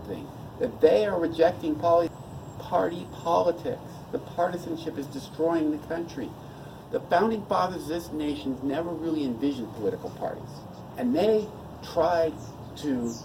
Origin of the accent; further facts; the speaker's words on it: United States; I'm an American, not a Russian